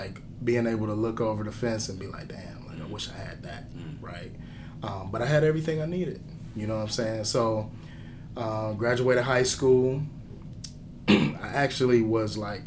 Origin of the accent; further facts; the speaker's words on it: Cleveland, Ohio, United States; moved away; I was born and raised in Cleveland